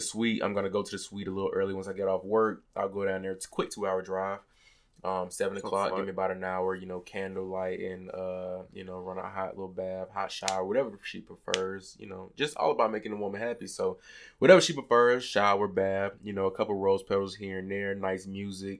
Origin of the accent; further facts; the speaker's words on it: Atlanta, Georgia, United States; moved away; I'm from Atlanta